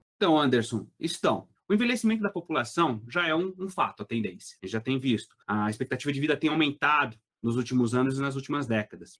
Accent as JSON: {"language": "Portuguese", "town": "Belo Horizonte", "region": "Minas Gerais", "country": "Brazil", "said": "eu sou de Belo Horizonte, Minas Gerais"}